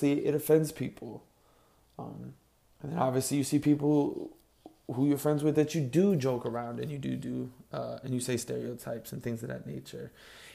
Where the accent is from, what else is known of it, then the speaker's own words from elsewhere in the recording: Chicago, Illinois, United States; I grew up in Chicago